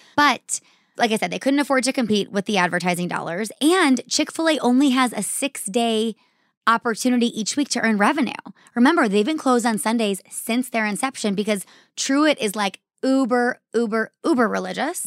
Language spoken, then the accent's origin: English; Arizona, United States; I grew up here in Arizona.